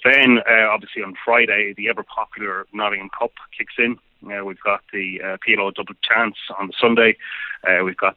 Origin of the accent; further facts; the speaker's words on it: Ireland; Being an Irishman